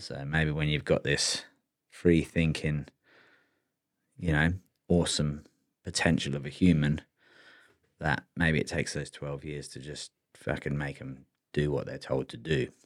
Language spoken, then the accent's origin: English; England, United Kingdom; now in Australia; I got born in, you know, pretty good country. England's not that good